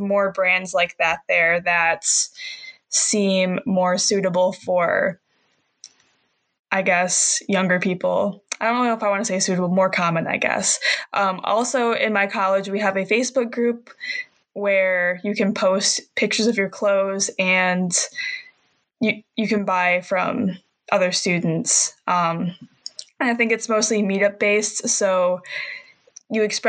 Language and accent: English; Michigan, United States; I'm from a small town, and I go to college about an hour away from where I grew up, and I live in Michigan, so I'm in the Midwest